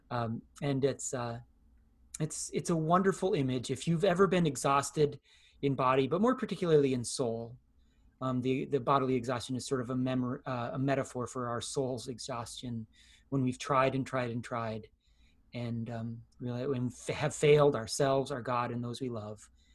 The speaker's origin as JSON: {"language": "English", "country": "United States", "said": "as American Christians."}